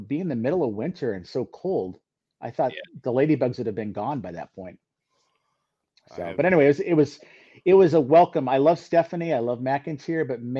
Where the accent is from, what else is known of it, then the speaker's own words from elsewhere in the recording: Minnesota, United States; I'm from Minnesota